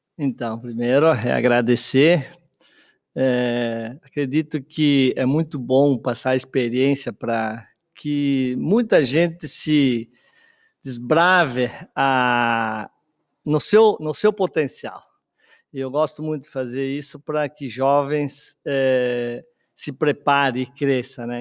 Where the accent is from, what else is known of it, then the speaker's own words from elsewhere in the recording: Guaporé, Rio Grande do Sul, Brazil; moved away as an adult; na minha região que eu nasci, ali em Guaporé